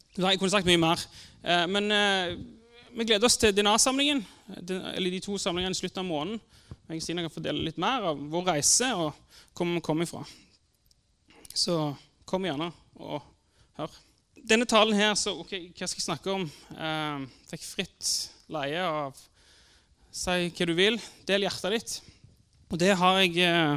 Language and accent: Norwegian; Sandnes, Rogaland, Norway; Jeg vokste opp på Gandal.